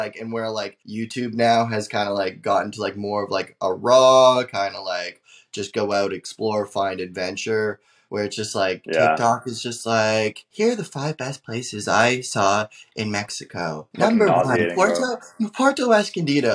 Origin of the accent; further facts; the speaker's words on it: Canada; I'm from Canada